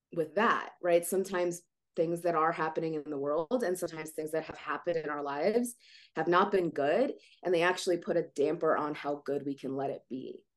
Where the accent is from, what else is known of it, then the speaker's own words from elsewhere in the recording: Ukraine; moved away; i was born in Ukraine